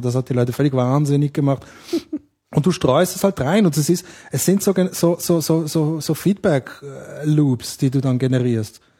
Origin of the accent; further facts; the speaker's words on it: Switzerland; ich bin Schweizer, also ich bin Schweizer Amerikaner, aber in der Schweiz aufgewachsen